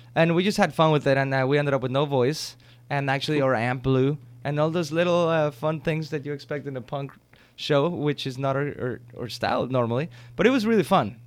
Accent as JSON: {"language": "English", "country": "Mexico", "tie": "born or raised there", "moved": "yes", "said": "I grew up with him in Mexico"}